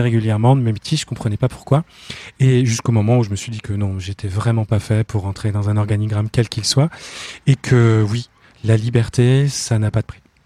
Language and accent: French; Finistère, Brittany, France; je suis breton du Finistère